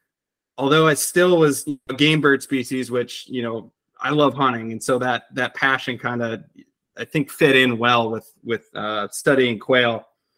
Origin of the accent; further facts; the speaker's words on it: rural central Wisconsin, United States; moved away as an adult; also born or lived in North Dakota / Texas; I'm not originally from Texas. I'm actually from rural central Wisconsin. And I was really fortunate growing up. My family had some land